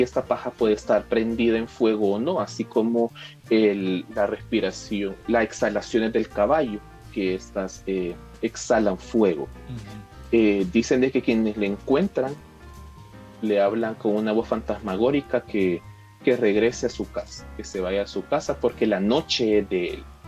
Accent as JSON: {"language": "Spanish", "country": "El Salvador", "said": "aquí como salvadoreños"}